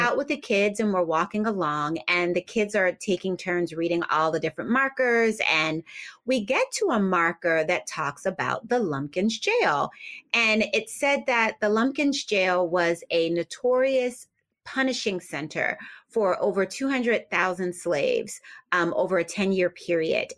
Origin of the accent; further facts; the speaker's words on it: Philadelphia, Pennsylvania, United States; moved away as an adult; also born or lived in New Jersey; now in Richmond, United States; I grew up in Philadelphia, and I spent a lot of my, or most of my adult life actually in New Jersey